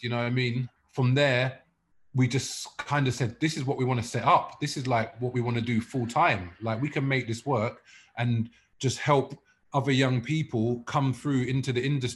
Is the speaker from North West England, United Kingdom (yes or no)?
no; London, United Kingdom; also born or lived in South Africa; I grew up in Muswell Hill